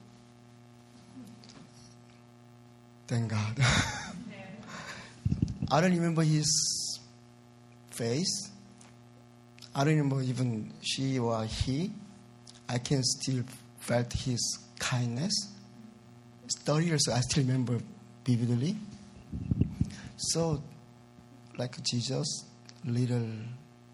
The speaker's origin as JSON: {"language": "English", "country": "South Korea", "second_language": "English", "moved": "as an adult", "lives_now": "United States", "said": "I'm originally from South Korea"}